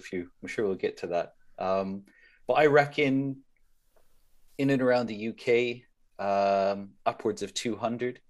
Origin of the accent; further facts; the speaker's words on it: Saskatchewan, Canada; now in London, United Kingdom; born and bred in Canada, place called Saskatchewan, which is basically flat country.